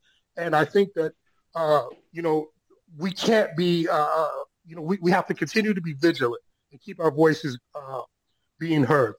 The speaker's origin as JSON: {"language": "English", "town": "Detroit", "region": "Michigan", "country": "United States", "tie": "born or raised there", "moved": "as an adult", "lives_now": "Shanghai, China", "said": "my home country, my country of origin, especially my hometown of Detroit, Michigan"}